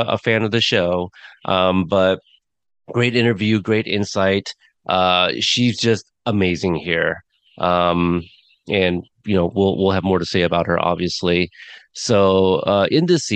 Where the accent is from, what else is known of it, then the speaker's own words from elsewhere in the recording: United States; we're American